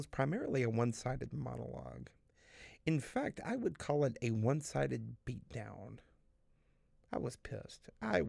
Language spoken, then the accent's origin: English; the Bible Belt, the South, United States; growing up in the buckle of the Bible Belt